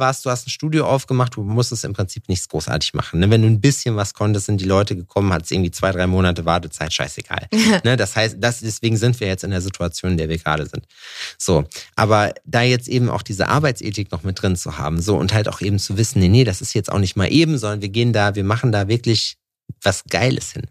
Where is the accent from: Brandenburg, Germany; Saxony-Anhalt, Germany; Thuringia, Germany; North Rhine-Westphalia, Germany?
Thuringia, Germany; Ich komme aus Thüringen